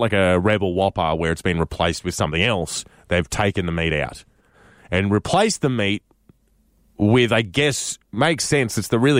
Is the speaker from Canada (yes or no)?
yes; Canada; as a Canadian traveling overseas, when you get to tell people that you're not American, it's like you've given them a little Christmas present.